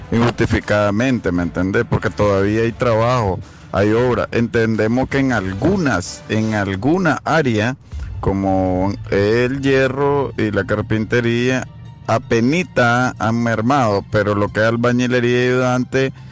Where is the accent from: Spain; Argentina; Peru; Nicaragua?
Nicaragua; Chinandega; nosotros somos de Chinandega